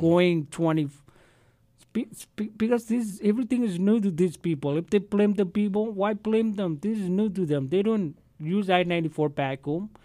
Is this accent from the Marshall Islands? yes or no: yes; Marshall Islands; now in Arkansas, United States; I have land right in Namrick. I was born in Namrick.